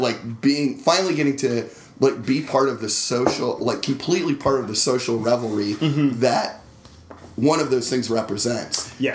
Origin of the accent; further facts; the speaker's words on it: North Carolina, United States; I spent time growing up in North Carolina